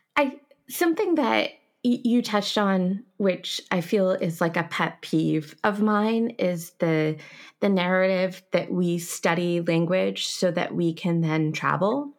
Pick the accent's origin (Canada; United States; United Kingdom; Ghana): Canada; I am a Canadian teaching you French